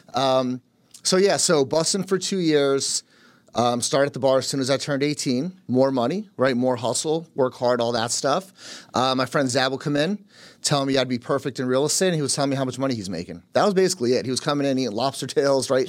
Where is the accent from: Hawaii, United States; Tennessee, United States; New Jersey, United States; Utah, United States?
New Jersey, United States; first language Polish; English is a second language; also born or lived in Carteret, New Jersey; Born and raised in, uh, in Jersey, but, uh, son of immigrants. Parents came from Poland